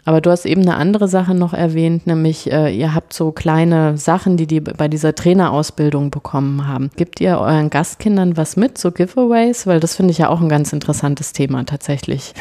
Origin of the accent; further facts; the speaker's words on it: Franconia, Bavaria, Germany; also born or lived in Cologne; ich bin in Köln geboren ah. und in Franken aber aufgewachsen